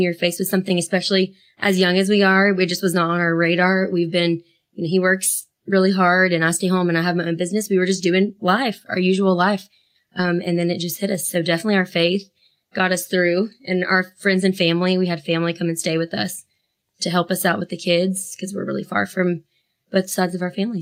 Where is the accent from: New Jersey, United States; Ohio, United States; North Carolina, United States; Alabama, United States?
North Carolina, United States; Asheville; we grew up in Asheville, North Carolina.